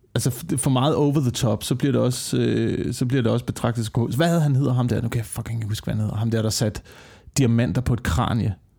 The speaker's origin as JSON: {"language": "Danish", "area": "West Jutland", "region": "Central Denmark Region", "country": "Denmark", "said": "ude på Vestjylland, ikke? Ja. der hvor jeg kommer fra."}